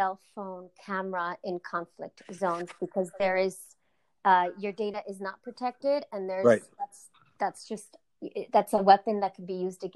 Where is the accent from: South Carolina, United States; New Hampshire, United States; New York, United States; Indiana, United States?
New York, United States; New York City; also born or lived in Czech Republic; I was born in the Czech Republic in a communist country called Czechoslovakia, and I moved to New York City when I was 7